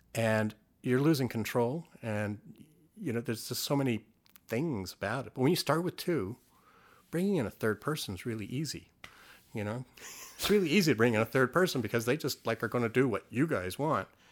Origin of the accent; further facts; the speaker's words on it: Canada; growing up in Canada